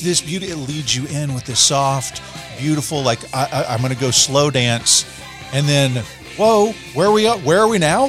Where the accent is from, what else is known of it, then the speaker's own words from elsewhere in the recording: Arkansas, United States; I'm from Arkansas